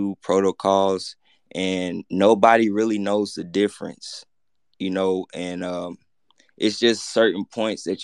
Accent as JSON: {"language": "English", "town": "Memphis", "region": "Tennessee", "country": "United States", "said": "I'm from the hood, I'm from Memphis, Tennessee"}